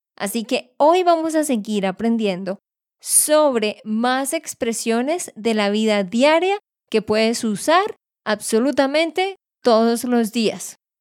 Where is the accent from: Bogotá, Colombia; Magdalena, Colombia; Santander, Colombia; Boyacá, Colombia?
Santander, Colombia; de Santander, Colombia